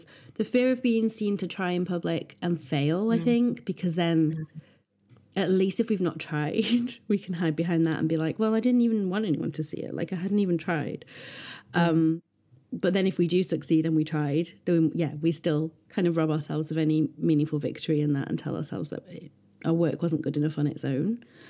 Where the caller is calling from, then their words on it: Yorkshire and the Humber, United Kingdom; Well, I'm writing this from Bronte country. In fact, I can see the hills out of my window